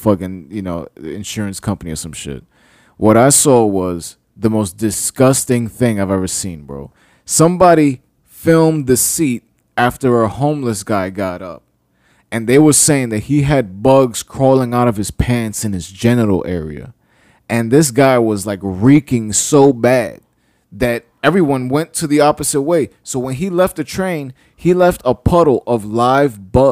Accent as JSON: {"language": "English", "town": "New York City", "region": "New York", "country": "United States", "tie": "born or raised there", "said": "it's a blessing and a curse to be born in New York City"}